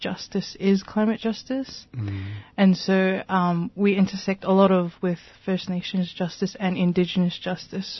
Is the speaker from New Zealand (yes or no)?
yes; New Zealand; I was born in New Zealand, so I have that connection through my parents and my culture and heritage.